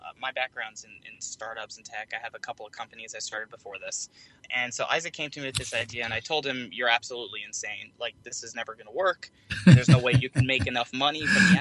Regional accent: New York City, New York, United States; We're both from New York City

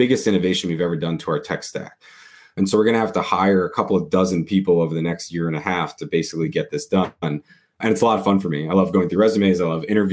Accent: New York, United States; I grew up in New York

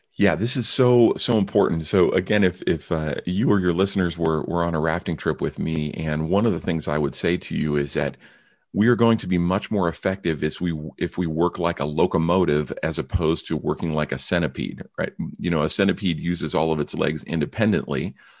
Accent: San Francisco Bay Area, California, United States; also born or lived in Mount Rainier National Park, Washington State; I grew up in the San Francisco Bay Area

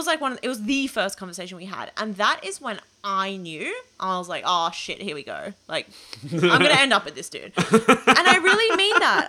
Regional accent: New South Wales, Australia; And I lived, I was born and raised in the Outer West. So I'm always like, Fairfield's my local city council.

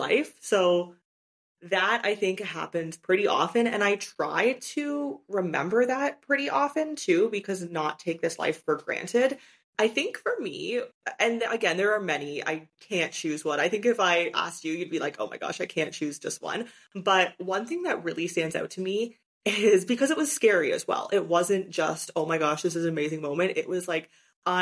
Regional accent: Canada; moved away as an adult; also born or lived in China; It's been 6 years since I lived in my home country of Canada

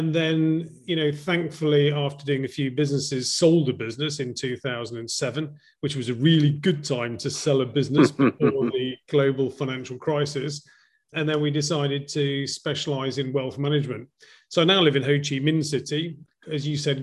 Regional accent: Llandudno, Wales, United Kingdom; moved away as an adult; also born or lived in Cardiff / London / Hong Kong / Sydney; now in Vietnam; So I was born in Wales, just in case people confuse that for any other part in the UK, in a seaside resort called Llandudno.

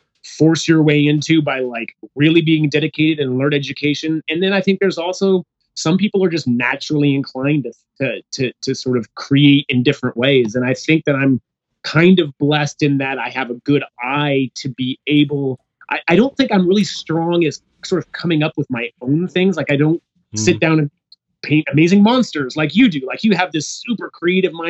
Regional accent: San Jose, California, United States; moved away; I'm from the Bay Area, San Jose

